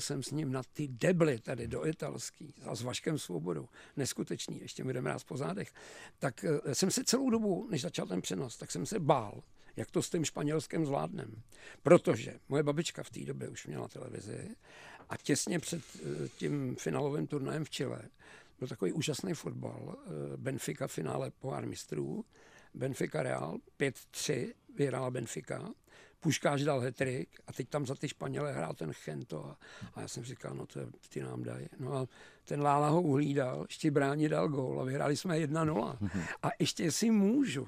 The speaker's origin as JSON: {"language": "Czech", "town": "Pardubice", "region": "Pardubice Region", "country": "Czechia", "tie": "born or raised there", "moved": "as an adult", "lives_now": "Prague, Czechia", "said": "já jsem Pardubák, takže už jenom to, že to, tohleto město Velký Pardubický Dynama a Zlatý přilby, prostě tomu se neubráníš, když tam žiješ"}